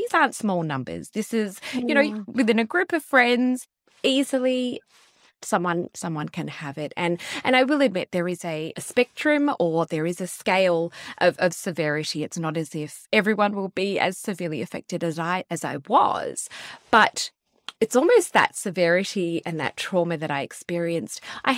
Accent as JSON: {"language": "English", "town": "Sydney", "region": "New South Wales", "country": "Australia", "said": "So we are from Sydney, but we moved to the Gold Coast, to Cairns, to Perth, setting up our businesses."}